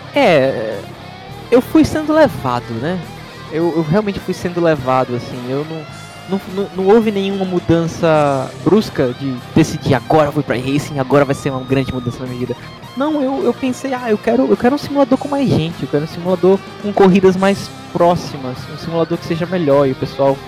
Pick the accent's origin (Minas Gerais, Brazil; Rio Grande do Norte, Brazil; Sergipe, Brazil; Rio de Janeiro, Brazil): Sergipe, Brazil; Aracaju; moved away as an adult; now in Montreal, Canada; sou de Aracaju, Sergipe, no Brasil, e agora moro em Montreal, no Canadá